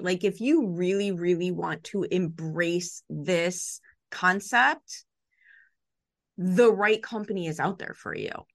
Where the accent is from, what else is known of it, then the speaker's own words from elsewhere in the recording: Chicago, Illinois, United States; I grew up in the Chicago public school system in the seventies and eighties